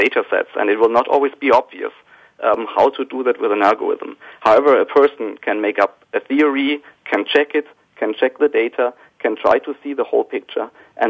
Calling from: Heidelberg, Baden-Württemberg, Germany; So I am actually calling from Germany, so close to the headquarters of SAP. But I'm actually at home in Heidelberg, which is a very pretty city with a beautiful inner town, very old, very romantic.

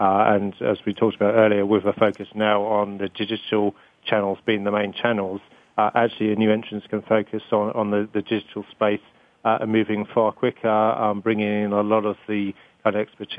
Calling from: London, United Kingdom; From London.

